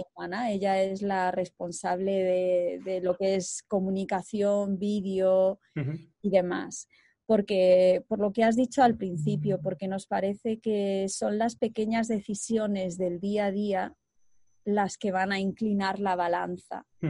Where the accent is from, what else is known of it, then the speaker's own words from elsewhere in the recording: Segovia, Castile and León, Spain; moved away; Soy de, soy de Segovia, y, desde los seis años mis padres compraron mil metros de cardos